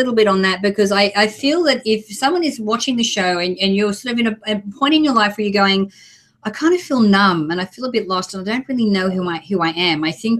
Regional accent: Australia; I'm Australian.

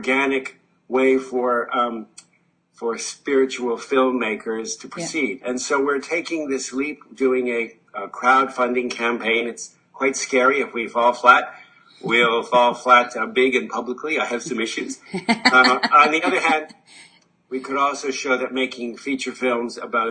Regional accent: Canada; I'm Canadian

